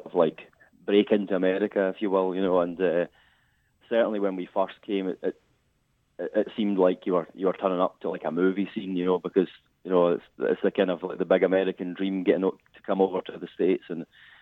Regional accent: Livingston, Scotland, United Kingdom; I'm from Livingston, which is just outside Edinburgh.

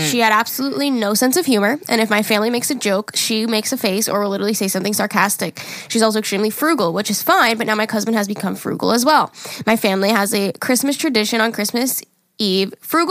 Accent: Rochester, New York, United States; I'm from Rochester, New York.

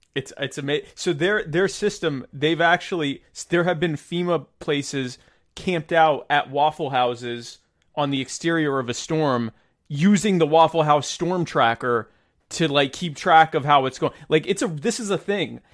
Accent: United States; I'm an American

